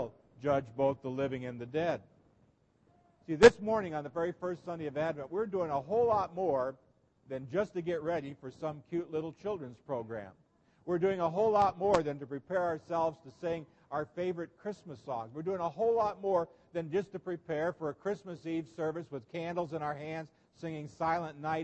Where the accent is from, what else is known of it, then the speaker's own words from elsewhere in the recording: Nebraska, United States; growing up in Nebraska, in the Lincoln Journal Star